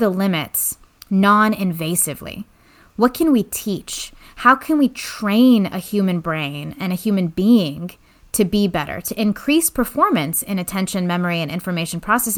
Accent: the Bay Area, California, United States; I grew up actually here in the Bay Area, so I'm a local, but to parents who were recent immigrants from Iran post-revolution

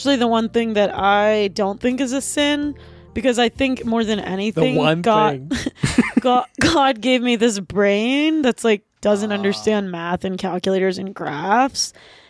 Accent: Pittsburgh, Pennsylvania, United States; And just because we're from Pittsburgh doesn't mean that we're, like, West Virginia.

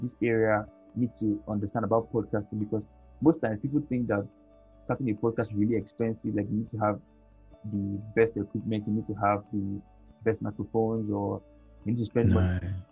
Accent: Nigeria; this part of the world where I'm from Nigeria here. I'm most times in Nigeria here

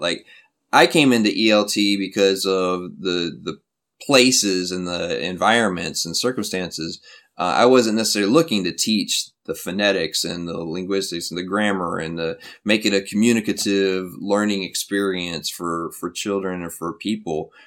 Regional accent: Flint, Michigan, United States; moved away as an adult; now in South Korea; my hometown, from Flint

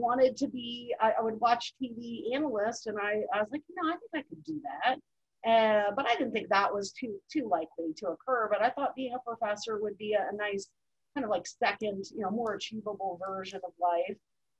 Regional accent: Mid-Atlantic, United States; also born or lived in Virginia; In the Mid-Atlantic. So like my dad had been in the Navy and he retired, and I was the youngest, so I didn't get as much Navy moving. But, you know, because of that, we lived in Virginia, like Spain, Virginia, and then moved to Mar

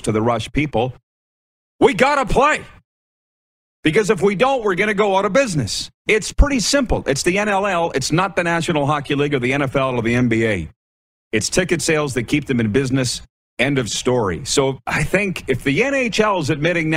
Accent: Milestone, Saskatchewan, Canada; my hometown of Milestone, Saskatchewan

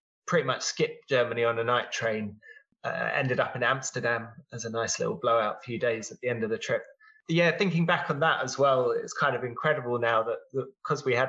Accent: England, United Kingdom; a lot of families in England, you know, we drove over to France a lot of times in the summer.

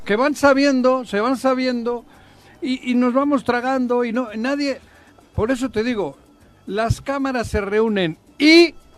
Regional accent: Basque Country, Spain; now in Morelos, Mexico; yo nací allí, yo soy del País Vasco, de nacimiento

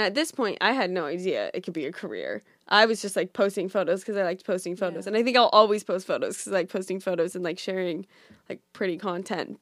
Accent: Orange County, California, United States; moved away as an adult; also born or lived in Boulder, Colorado / New York City; now in New York, United States; I'm from California. So, I grew up in Orange County

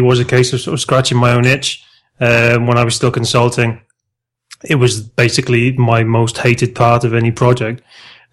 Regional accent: South Wales, United Kingdom; moved away as an adult; now in Spain; I'm originally from South Wales in the UK, but I've been living in Spain now for the last 15 years this year

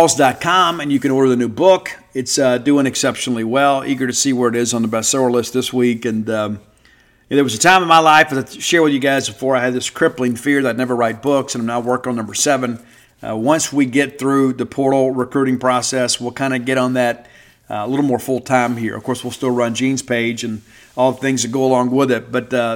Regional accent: South Mississippi, United States; moved away as an adult; also born or lived in Baton Rouge, Louisiana / Lafayette, Louisiana / Natchitoches, Louisiana; now in North Mississippi, United States; while I'm in North Mississippi now, I grew up in South Mississippi, and I wear that like a badge of honor.

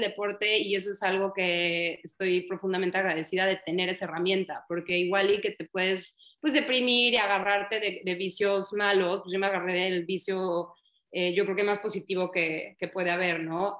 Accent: United States; moved away as an adult; also born or lived in Texas / Florida; now in Mexico; el hecho de que haya crecido allá en Estados Unidos

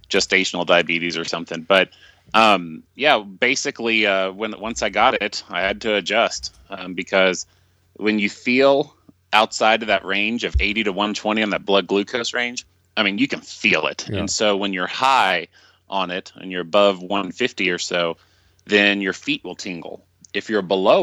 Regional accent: Dallas, Texas, United States; moved away; I'm originally from Dallas

